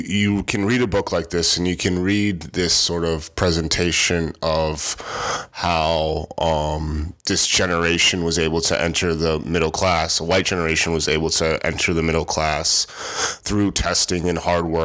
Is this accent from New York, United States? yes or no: yes; Rochester, New York, United States; I'm from Rochester, New York